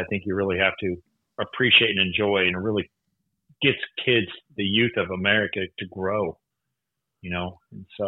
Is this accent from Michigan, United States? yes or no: no; Bakersfield, California, United States; I grew up in Bakersfield, California, on a diversified farming